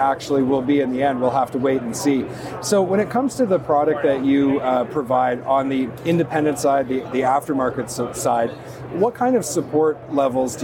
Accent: Canada; I'm from Canada

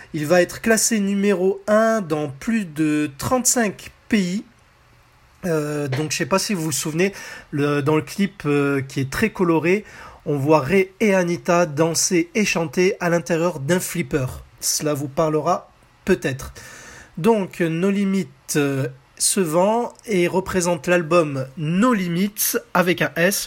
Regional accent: France; chez nous en France

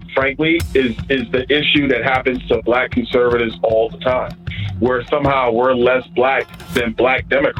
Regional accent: New York City, New York, United States; now in Florida, United States; I grew up in Brooklyn, New York. I grew up in the inner city. I grew up in a single-parent household. I am a black man. I'm also a Republican.

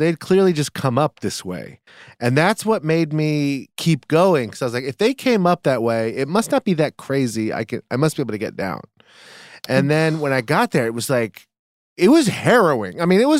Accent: East Coast, United States; I grew up on the East Coast. I've never not seen snow.

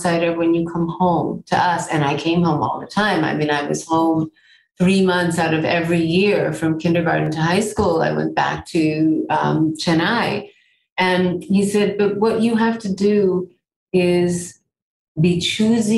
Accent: United States; now in New York, United States; I'm an American. I grew up here

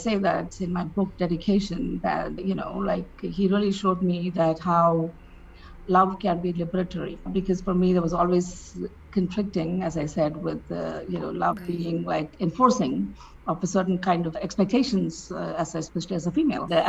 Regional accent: India; I grew up in India

